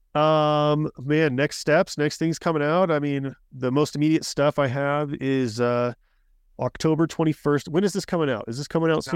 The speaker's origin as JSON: {"language": "English", "region": "Colorado", "country": "United States", "tie": "born or raised there", "said": "I grew up in Colorado"}